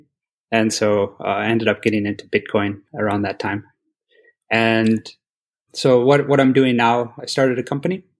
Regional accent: Wisconsin, United States; I'm from Wisconsin originally. I was born and raised there in the US

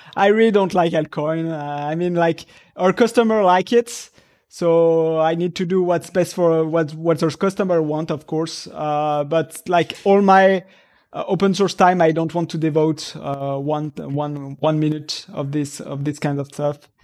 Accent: France; moved away as an adult; now in Japan; I come from Europe where everything is, was, uh, uh, uh, in France

